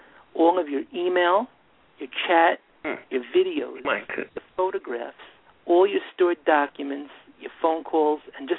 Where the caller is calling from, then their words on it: West Islip, New York, United States; I'm calling from West Islip on Long Island in New York.